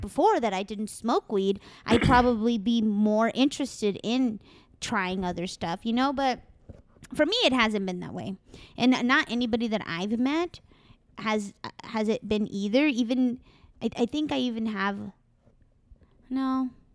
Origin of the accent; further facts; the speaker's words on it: Mexico; accent: Mexican; I'm Mexican